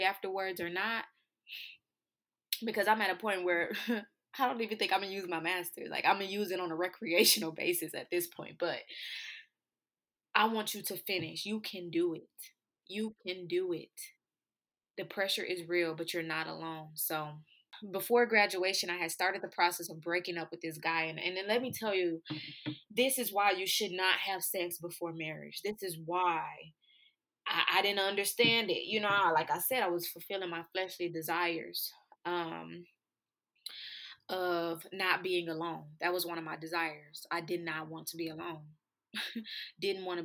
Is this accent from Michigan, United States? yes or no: yes; Flint, Michigan, United States; my hometown is Flint, Michigan